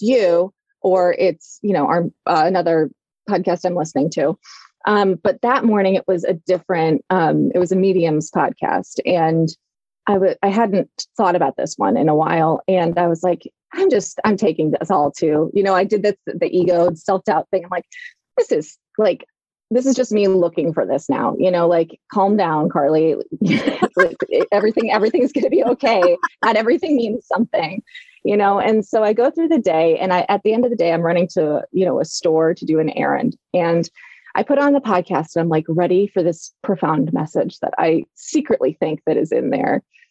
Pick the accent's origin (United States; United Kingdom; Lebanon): United States; Illinois; We're both from Illinois.